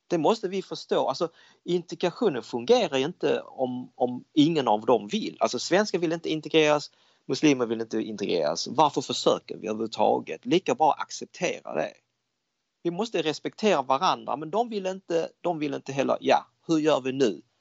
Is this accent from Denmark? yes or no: yes; Denmark; now in Sweden; jag växte upp i Danmark, danskarna är väldigt öppnare, de, de säger vad de tycker.